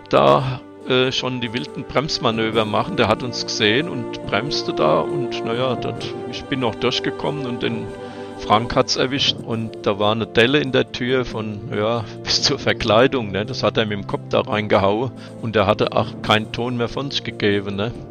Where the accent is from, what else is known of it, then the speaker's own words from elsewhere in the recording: Hanau, Hesse, Germany; born there; Tja, ich bin in Hanau geboren und habe mich schon sehr früh für die Jagd interessiert